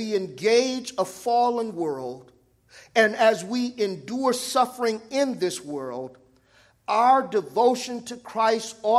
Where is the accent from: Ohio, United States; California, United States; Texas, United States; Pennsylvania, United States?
California, United States; Los Angeles; I was raised in South Central